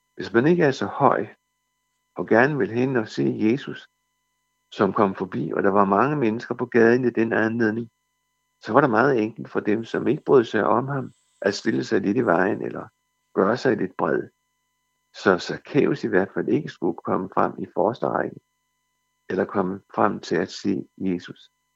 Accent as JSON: {"language": "Danish", "country": "Denmark", "said": "som danskere"}